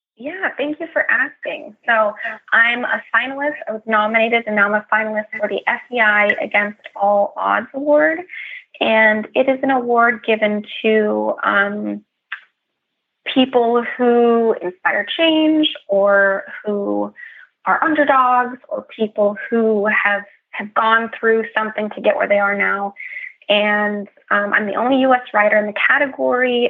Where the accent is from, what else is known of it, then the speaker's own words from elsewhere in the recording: California, United States; I'm from California, and I like to represent the West Coast